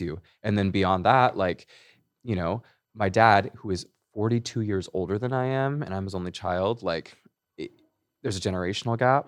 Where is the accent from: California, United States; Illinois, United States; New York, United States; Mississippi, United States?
California, United States; Hemet; also born or lived in Chino Hills, California / Los Angeles, California; I grew up in Riverside County. I grew up in Menifee, Hemet area